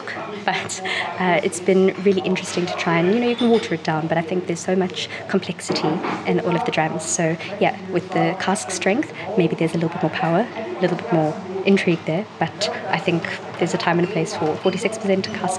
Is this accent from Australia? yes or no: no; South Africa; now in London, United Kingdom; I'm originally from South Africa and I now live in London.